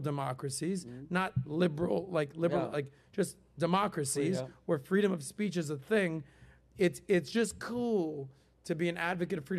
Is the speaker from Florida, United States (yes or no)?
yes; Miami, Florida, United States; growing up in Miami